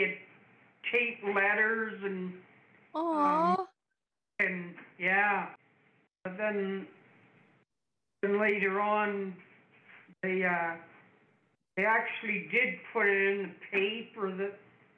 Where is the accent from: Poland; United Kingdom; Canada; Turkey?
Canada; London, Ontario; also born or lived in Hamilton; I was born and I grew up in London, Ontario.